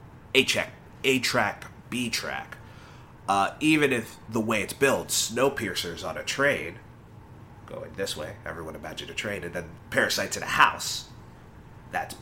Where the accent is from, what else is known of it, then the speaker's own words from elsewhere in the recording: United States; I am American. Yes, I am